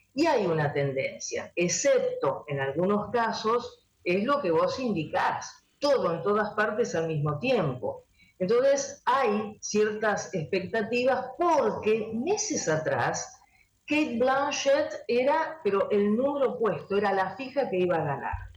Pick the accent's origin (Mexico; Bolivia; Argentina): Argentina; nosotros somos argentinos